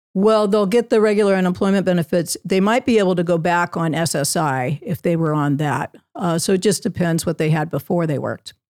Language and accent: English; Southern California, United States; also born or lived in Virginia; I was born in Virginia, but raised in Southern California.